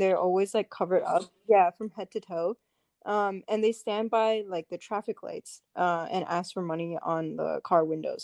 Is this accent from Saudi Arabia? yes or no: yes; Saudi Arabia; moved away; I'm from Saudi